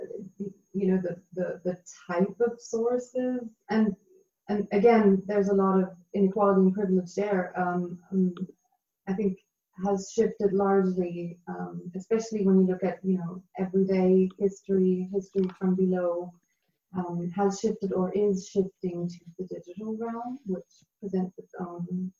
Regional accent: Berlin, Germany; my hometown, my city of Berlin

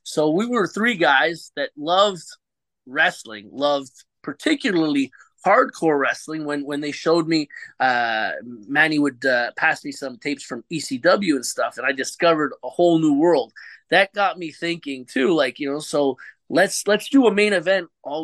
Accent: Montreal, Quebec, Canada; first language English; I am from Canada.

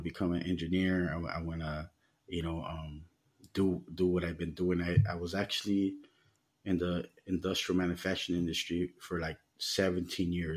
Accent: Los Angeles, California, United States; moved away as an adult; now in Mexico; growing up in the United States and, you know, in the gang lifestyle

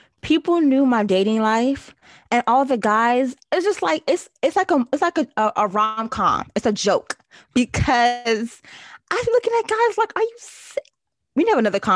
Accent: Nigeria; being the first daughter, being a Nigerian girl, Nigerian woman

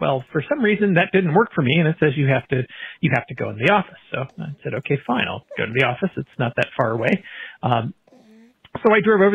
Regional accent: Santa Cruz, California, United States; I grew up in Santa Cruz, California

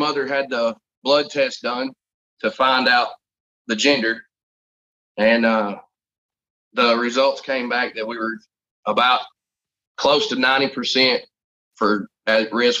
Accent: Sparta, Tennessee, United States; I was born and raised here in Sparta, Tennessee. I'm a veteran. I'm also a father.

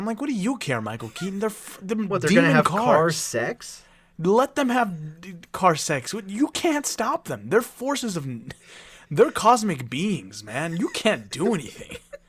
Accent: Puerto Vallarta, Jalisco, Mexico; My hometown, my birthplace.

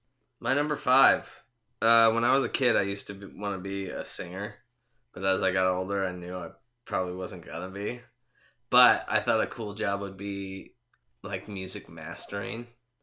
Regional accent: San Diego, California, United States; moved away; I was visiting home in San Diego. I'm from San Diego.

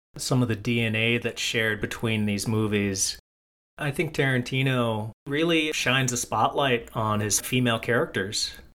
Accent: United States; I am an American

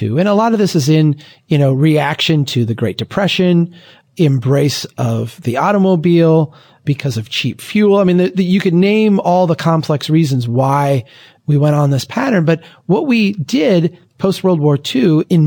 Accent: Brainerd, Minnesota, United States; my hometown of Brainerd, Minnesota

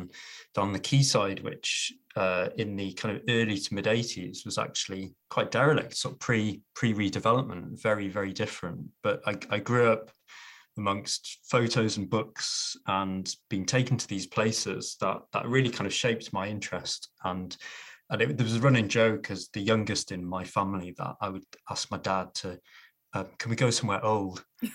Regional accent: Newcastle, North East England, United Kingdom; I am born and bred Geordie. I might not sound like it, but I was born in the Princess Mary Hospital nearly 43 years ago. It's not a hospital anymore. It's a block of luxury apartments. Just off the Great North Road in Jesmond, and grew up in Newcastle

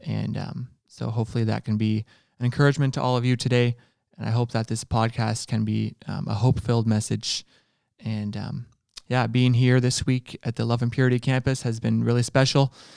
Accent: Ontario, Canada; I'm from Ontario.

